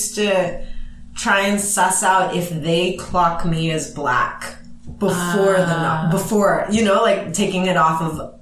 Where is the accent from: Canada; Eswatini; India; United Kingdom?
Canada; Vancouver, British Columbia; growing up in Vancouver and growing up in like a rougher part of town